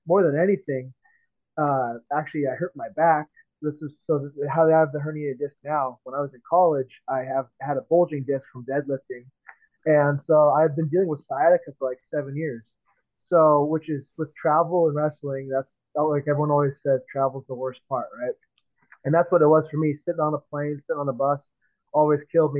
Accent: Seattle, Washington, United States; moved away; I'm from Seattle originally

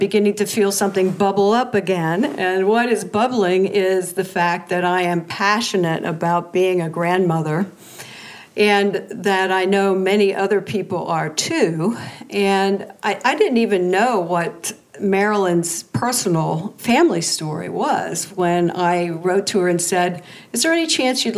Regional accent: the East, East Coast, United States; I'm from the East

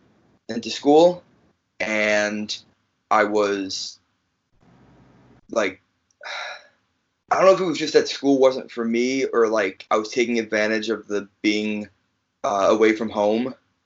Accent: Chicago, Illinois, United States; also born or lived in New Jersey; I'm from Chicago, but I was originally born in New Jersey. So, growing up, I would watch wrestling with my cousins.

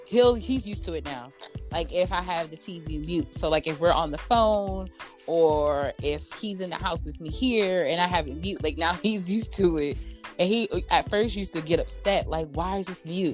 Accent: New York, United States; I'm from New York

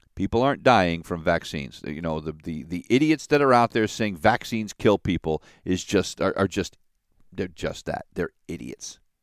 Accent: United States; an American citizen

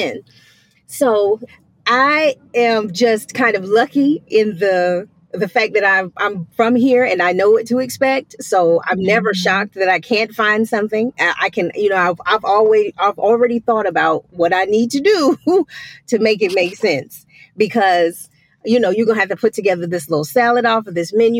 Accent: Columbia, South Carolina, United States; also born or lived in Charlotte, North Carolina; I am from Columbia, South Carolina, and I've only lived one other place, and that was like around the corner in Charlotte, North Carolina. So mm-hmm. I'm a Southern girl to the core

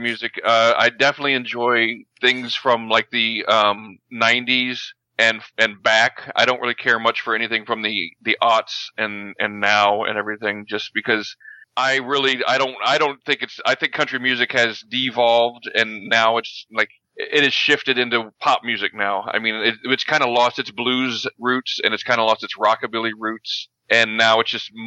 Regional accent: Texas, United States; I was born in Texas, but I moved here as fast as I could

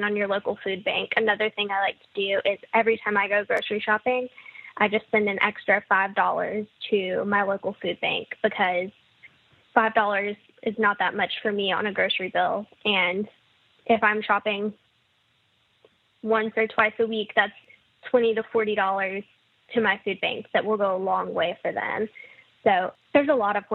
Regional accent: Mississippi, United States; both you and I growing up in Mississippi

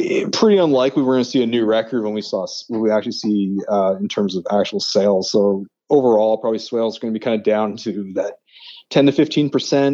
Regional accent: Halifax, Nova Scotia, Canada; moved away; I'm actually originally from Nova Scotia, from Halifax.

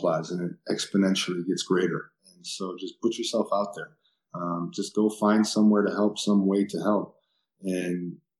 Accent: Wisconsin, United States; I'm from Wisconsin

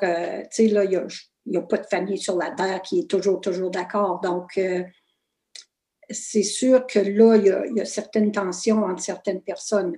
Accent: Fauquier, Ontario, Canada; first language French; also born or lived in Kapuskasing, Ontario; je suis née à Fauquier, petit village super francophone

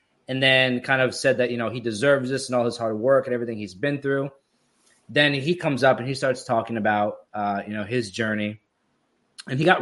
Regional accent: Florida, United States; moved away; I grew up here and then I moved to Florida when I was 10. And I lived there until after college.

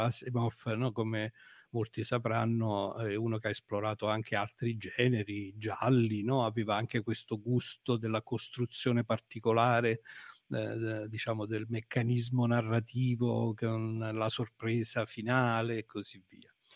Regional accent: Avellino, Campania, Italy; io sono di Avellino, sono un avellinese.

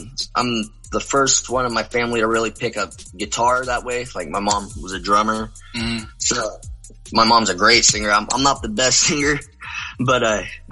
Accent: Sonora, California, United States; also born or lived in Marysville, California; I was born in Sonora, grew up more in like by Yosemite area, more mm-hmm. in the mountains.

